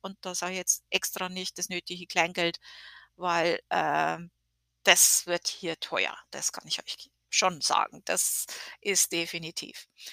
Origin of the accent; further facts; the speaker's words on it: Germany; now in United States; wir als Deutsche